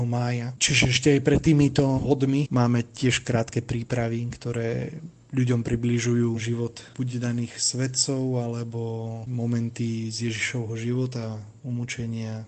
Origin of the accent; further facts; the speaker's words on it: Slovakia; moved away as an adult; also born or lived in Mexico / eastern Cuba; now in Havana, Cuba; Ja som zo Slovenska